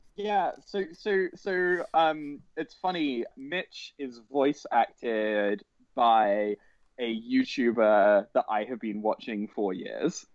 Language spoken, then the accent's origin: English; United Kingdom; I am British